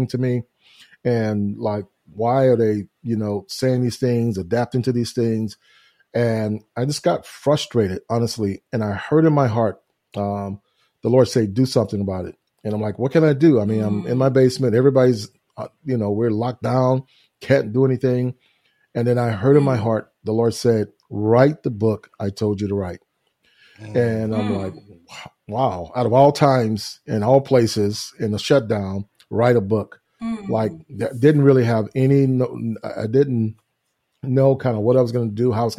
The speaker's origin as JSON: {"language": "English", "town": "Houston", "region": "Texas", "country": "United States", "tie": "born or raised there", "said": "I grew up in Houston, Texas, which is where we're located at now and where we live and reside. And it's my hometown"}